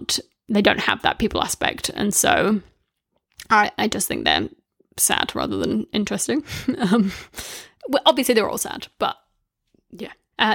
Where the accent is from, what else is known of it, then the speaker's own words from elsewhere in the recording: New Zealand; now in United Kingdom; I moved from New Zealand to the UK, and I originally got into podcasts because I could listen to New Zealand radio shows through the podcast app. So that was like a bit of nostalgia from home.